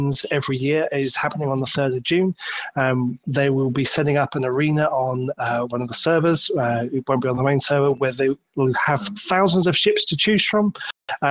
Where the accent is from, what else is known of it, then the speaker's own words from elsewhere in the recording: United Kingdom; I'm a Brit